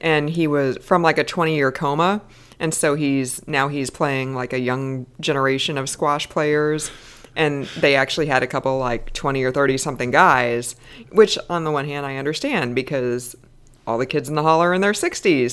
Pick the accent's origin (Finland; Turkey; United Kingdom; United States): United States; American Midwest; I grew up in the American Midwest where we did not have the C B C